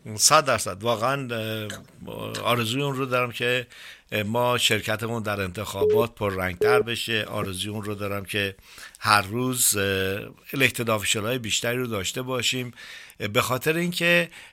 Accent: Iran; also born or lived in Northern California; now in California, United States; اینقدر افتخار میکنم به عنوان یک ایرانی

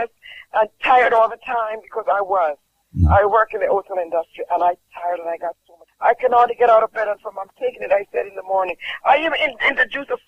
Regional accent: Jamaica; I'm from Jamaica

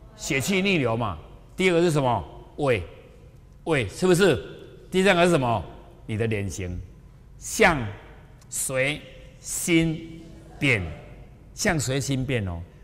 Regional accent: Taiwan; 我就是台湾的

